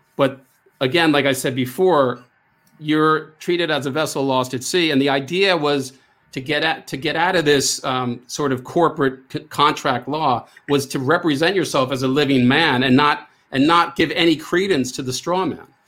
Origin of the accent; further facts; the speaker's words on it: United States; I am American